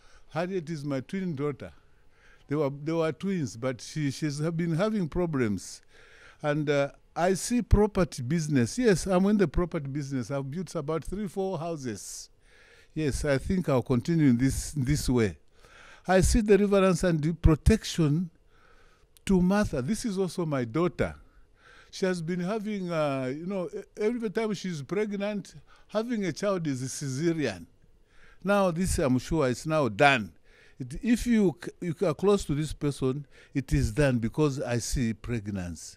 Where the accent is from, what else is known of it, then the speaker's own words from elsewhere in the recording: Chingola, Copperbelt Province, Zambia; I'm from Zambia.